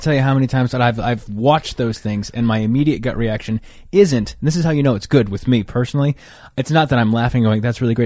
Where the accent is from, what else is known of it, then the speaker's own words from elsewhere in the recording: right outside Yosemite, Northern California, United States; I'm from Northern California, right outside Yosemite